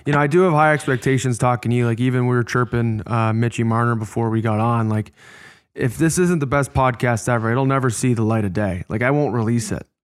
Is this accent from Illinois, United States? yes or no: yes; Chicago, Illinois, United States; I was born in Chicago